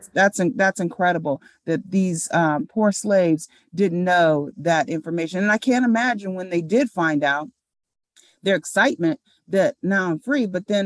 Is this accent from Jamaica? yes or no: no; United States; I still am an American at heart. I am African American, but I am an American